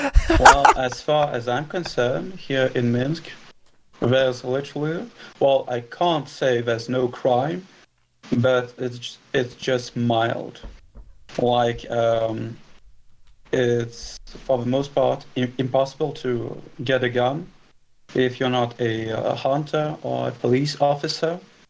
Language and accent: English; France; English is a second language; So, as you've said, I'm from France, although that's a little bit of a stretch because I'm literally from everywhere. Like, my mother is Russian, although she's not really Russian. My father is from France, but his grandfather is from fucking Brazil.